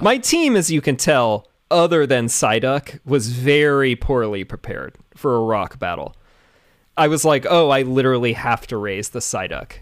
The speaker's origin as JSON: {"language": "English", "town": "Bainbridge Island", "region": "Washington", "country": "United States", "tie": "born or raised there", "said": "my hometown, Bainbridge Island"}